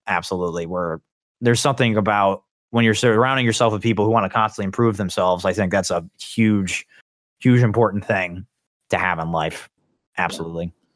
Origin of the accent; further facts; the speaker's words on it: Indiana, United States; I'm from the state of Indiana